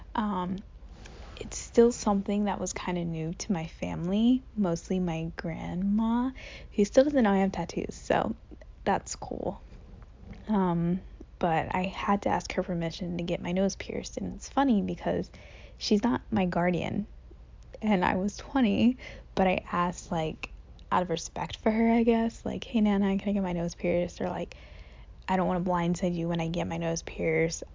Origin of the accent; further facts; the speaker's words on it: Goldsboro, North Carolina, United States; moved away as an adult; I grew up in Goldsboro, North Carolina